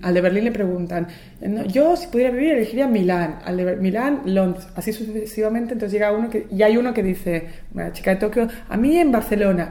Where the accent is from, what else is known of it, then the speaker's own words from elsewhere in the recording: Buenos Aires, Argentina; yo nací en Buenos Aires